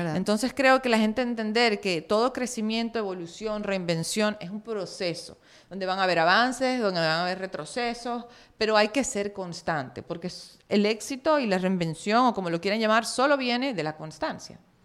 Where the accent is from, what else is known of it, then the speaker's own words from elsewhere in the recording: Maracaibo, Zulia, Venezuela; moved away as an adult; en Maracaibo es pequeño